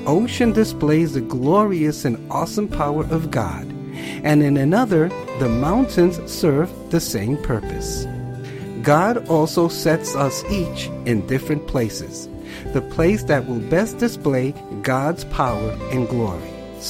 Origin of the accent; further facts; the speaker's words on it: Colorado, United States; I grew up in Colorado and had never seen the ocean up close.